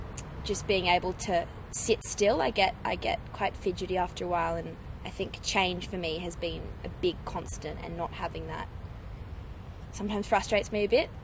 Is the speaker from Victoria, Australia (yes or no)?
no; Bathurst, New South Wales, Australia; also born or lived in Coffs Harbour / Sydney; I was born in Coffs Harbour on the north coast, and then spent a bit of time in Sydney before moving out to Bathurst.